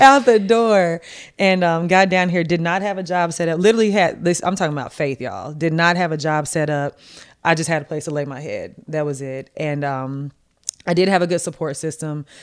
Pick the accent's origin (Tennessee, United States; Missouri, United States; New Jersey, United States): Tennessee, United States; Martin; moved away as an adult; also born or lived in Washington, D.C.; went to college in my hometown